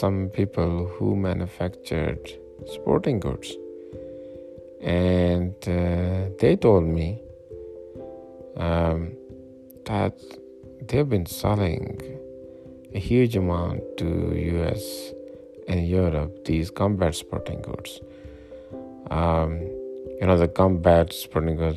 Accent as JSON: {"language": "English", "country": "Pakistan", "moved": "yes", "lives_now": "Colorado, United States", "said": "I'm originally from Pakistan"}